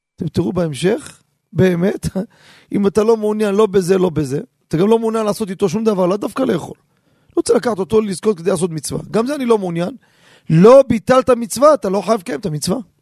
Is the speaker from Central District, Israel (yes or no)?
no; Jerusalem, Jerusalem District, Israel; אני כילד קטן שגדלתי בשכונה